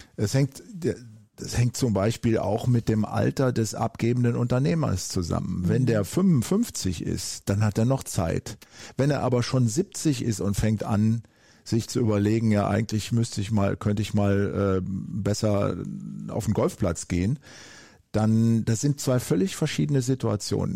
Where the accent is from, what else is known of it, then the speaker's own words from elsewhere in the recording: Eifel, Germany; also born or lived in United States; wo ich herkomme, aus der Eifel auf dem Land